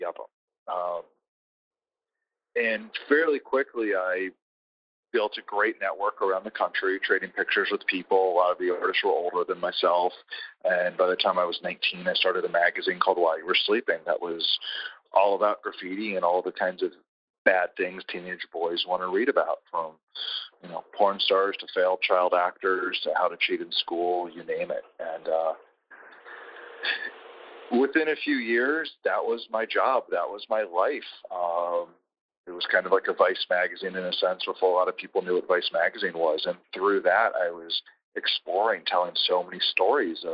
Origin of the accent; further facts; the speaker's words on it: D.C., District of Columbia, United States; growing up outside of Washington, D.C.